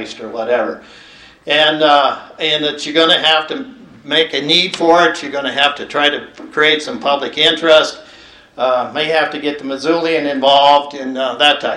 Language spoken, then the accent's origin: English; Townsend, Montana, United States; Growing up in Townsend, there were five of us